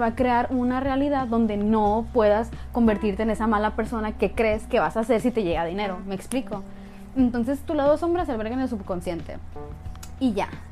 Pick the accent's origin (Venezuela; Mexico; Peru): Mexico; Sonora; yo soy sonorense, yo soy norteña de México